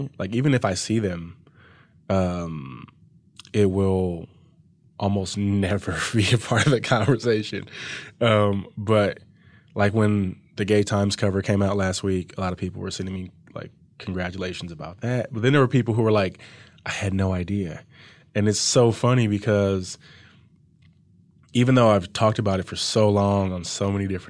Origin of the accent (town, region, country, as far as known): Compton, California, United States; born or raised there